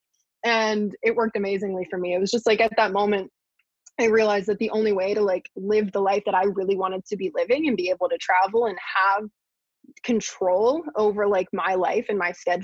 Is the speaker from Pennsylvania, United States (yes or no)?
yes; Pittsburgh, Pennsylvania, United States; I grew up in Pittsburgh